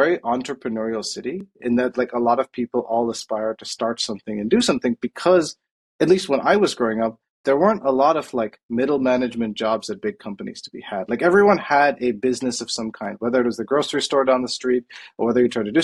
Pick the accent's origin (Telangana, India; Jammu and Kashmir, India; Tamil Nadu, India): Tamil Nadu, India; Coimbatore; moved away; I grew up in Coimbatore in India, which is a town in South India in the state of Tamil Nadu